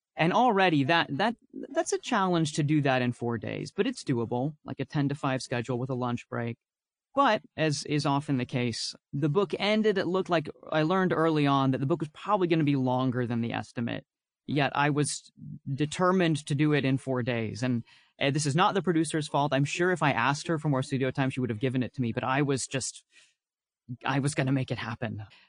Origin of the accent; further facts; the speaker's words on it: Texas, United States; I'm from Texas